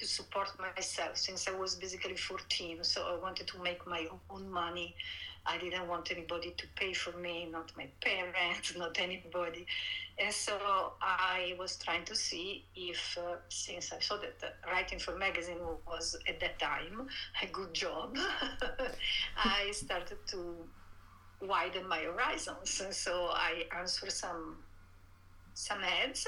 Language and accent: English; Italy; English is a second language; moved away as an adult; I grew up in Italy. I was born and raised there. I stayed there in my early 30s, until my early 30s